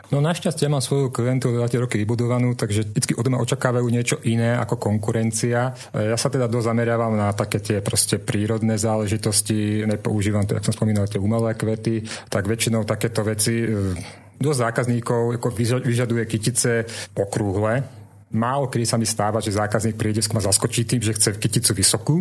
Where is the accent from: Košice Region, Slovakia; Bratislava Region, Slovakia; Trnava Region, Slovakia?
Trnava Region, Slovakia; Trnava; som rodený Trnavčan